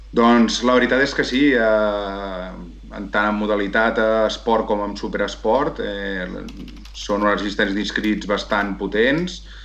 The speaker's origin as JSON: {"language": "Catalan", "town": "La Roca del Vallès", "region": "Catalonia", "country": "Spain", "tie": "born or raised there", "also_born_or_lived": "Viladrau", "said": "Jo sóc uh, nascut de, de la Roca del Vallès, eh, continuo vivint aquí a la Roca del Vallès"}